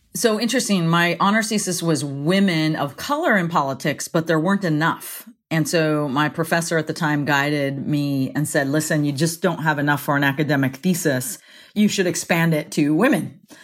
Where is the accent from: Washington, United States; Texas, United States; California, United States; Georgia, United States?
California, United States; Central Valley; moved away as an adult; I grew up